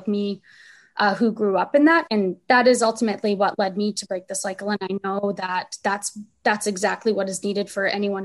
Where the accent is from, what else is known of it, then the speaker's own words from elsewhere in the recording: Saint John, New Brunswick, Canada; the neighborhood I grew up in. We were all growing up in Crescent Valley.